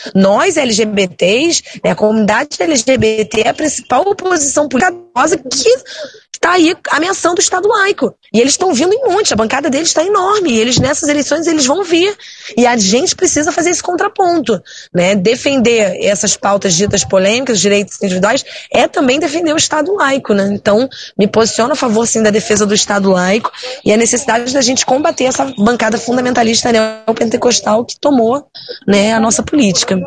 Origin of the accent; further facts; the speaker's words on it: Teresópolis, Rio de Janeiro, Brazil; eu venho de Teresópolis